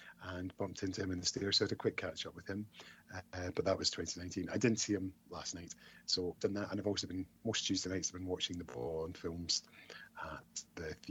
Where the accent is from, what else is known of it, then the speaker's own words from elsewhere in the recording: Scotland, United Kingdom; I'm Scottish